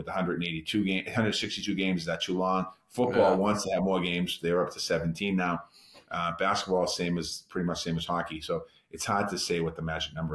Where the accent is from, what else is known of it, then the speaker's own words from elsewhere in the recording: Boston, Massachusetts, United States; growing up in Boston